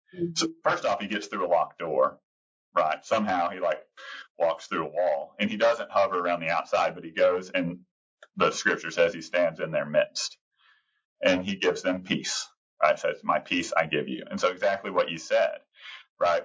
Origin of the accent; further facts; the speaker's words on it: Texas, United States; I'm a Texan